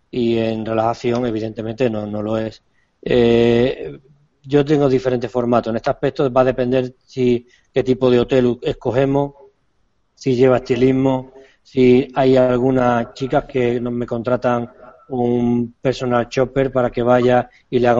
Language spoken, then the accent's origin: Spanish; Argentina; Perdóname si me libro, pero soy argentino